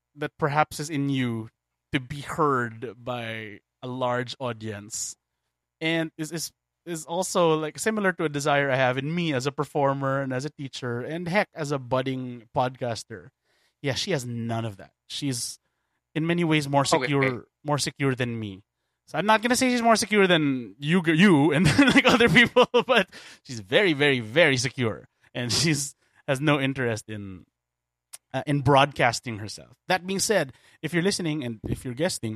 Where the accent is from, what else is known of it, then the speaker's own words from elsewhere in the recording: Philippines; I am a Filipino